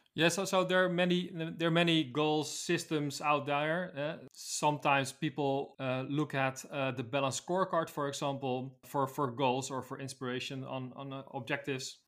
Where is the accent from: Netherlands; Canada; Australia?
Netherlands; I'm from the Netherlands, a city close to Amsterdam.